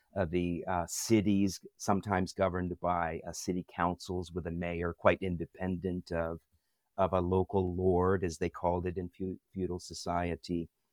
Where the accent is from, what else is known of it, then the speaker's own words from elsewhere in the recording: Washington, District of Columbia, United States; moved away as an adult; also born or lived in Minnesota; now in Edmonton, Canada; I grew up in the Washington, D C area of the United States